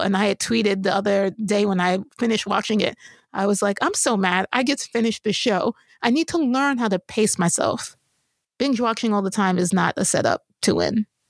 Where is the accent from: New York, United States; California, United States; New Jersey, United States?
New York, United States; I grew up in New York